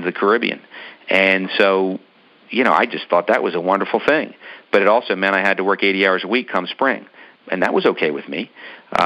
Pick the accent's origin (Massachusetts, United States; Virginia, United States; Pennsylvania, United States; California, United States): Pennsylvania, United States; Philadelphia; we're from Philadelphia